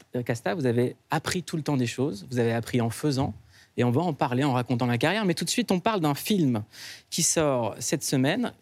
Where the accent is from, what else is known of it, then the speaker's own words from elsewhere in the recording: Noisy-le-Sec, Île-de-France, France; je viens de Noisy-le-Sec